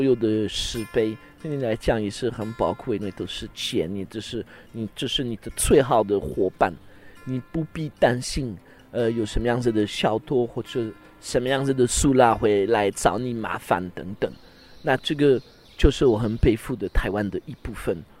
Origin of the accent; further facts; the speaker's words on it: France; Chinese is a second language; now in Taiwan; 我们法国人吃饭一定要 OK 喝水，那要不然就是喝喝红酒，要不然就是一定要有饮料，一边吃一边喝。